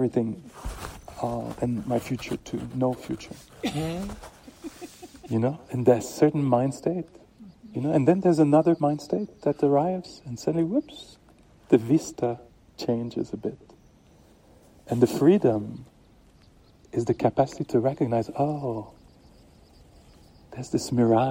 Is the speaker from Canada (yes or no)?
yes; Canada; Being a Canadian